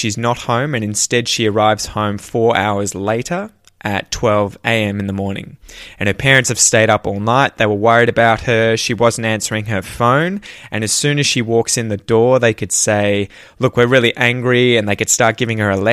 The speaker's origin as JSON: {"language": "English", "country": "Australia", "accent": "Australian", "said": "my Australian accent"}